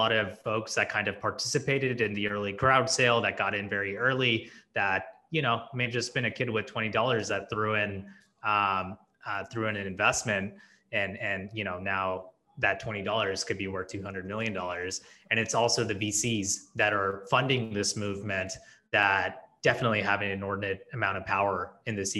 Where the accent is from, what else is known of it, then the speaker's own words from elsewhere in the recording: Silicon Valley, California, United States; also born or lived in India; growing up in Silicon Valley